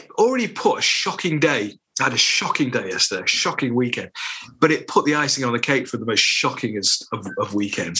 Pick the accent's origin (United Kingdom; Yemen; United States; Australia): United Kingdom; Sale, North West England; When I was growing up in Sale, all the players lived around me